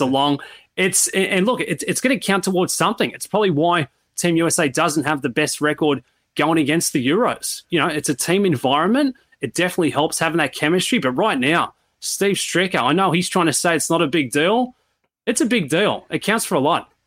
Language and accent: English; Sydney, New South Wales, Australia; moved away; I, I come from Sydney